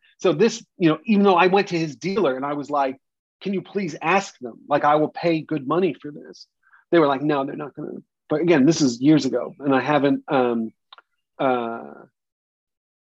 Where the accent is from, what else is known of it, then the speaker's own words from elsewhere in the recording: New York, United States; growing up in New York